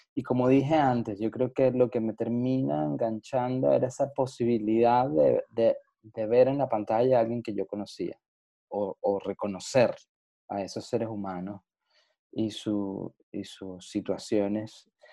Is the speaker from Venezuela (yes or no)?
yes; Venezuela; como un venezolano venido de un país caribeño